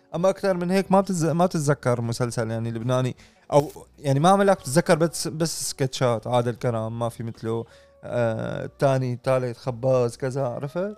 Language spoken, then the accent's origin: Arabic; Syria